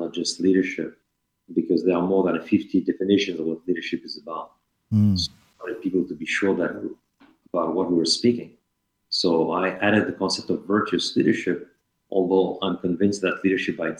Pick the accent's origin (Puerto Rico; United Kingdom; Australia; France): France; English is a second language; moved away as an adult; also born or lived in Paris / Strasbourg / Helsinki, Finland; I am from France, but I left France when I was 27